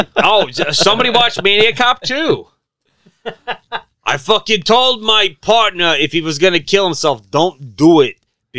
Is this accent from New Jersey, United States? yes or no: no; Boston, Massachusetts, United States; I'm from Boston.